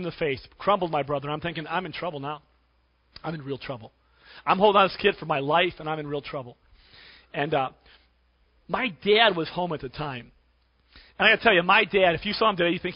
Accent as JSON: {"language": "English", "town": "Cleveland", "region": "Ohio", "country": "United States", "tie": "born or raised there", "said": "When I was a kid growing up in Cleveland"}